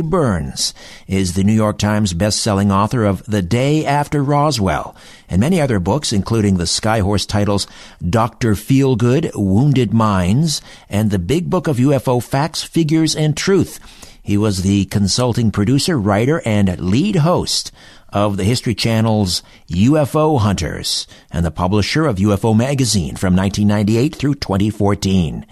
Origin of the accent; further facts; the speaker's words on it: Brantford, Ontario, Canada; moved away; I was back in my hometown, Brantford, Ontario